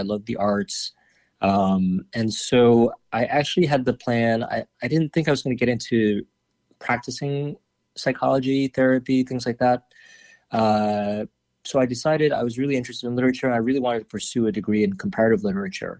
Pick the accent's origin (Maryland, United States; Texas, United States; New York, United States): New York, United States; New York City; also born or lived in Paris; I was born in Manhattan on the Upper East Side, but grew up mainly on the Upper West Side.